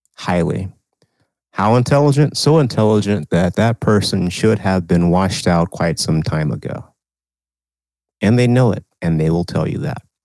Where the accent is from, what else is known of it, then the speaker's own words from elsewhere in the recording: Texas, United States; a state that probably is more southern than my home state you know, I you know, we say Texas is, is the South